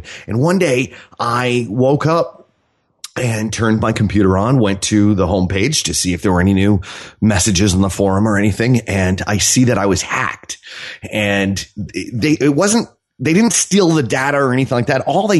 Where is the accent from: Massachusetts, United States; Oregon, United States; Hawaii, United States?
Massachusetts, United States; Boston; moved away as an adult; I live in Mississippi, on the beach in Mississippi, although I'm from Boston. So I live down south because it makes me feel smart.